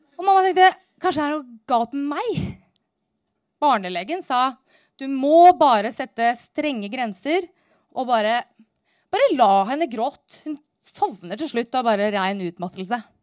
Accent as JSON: {"language": "Norwegian", "town": "Narvik", "region": "Nordland", "country": "Norway", "tie": "born or raised there", "said": "Jeg vokste opp helt nord i Nord-Norge, innerst inne i Ofotfjorden, i en by som heter"}